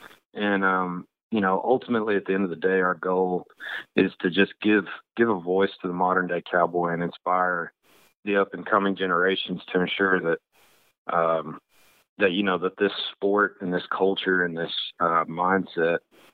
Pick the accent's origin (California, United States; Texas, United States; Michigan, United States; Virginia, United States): Texas, United States; West; I grew up out in West Texas and spent my summers on a cattle ranch.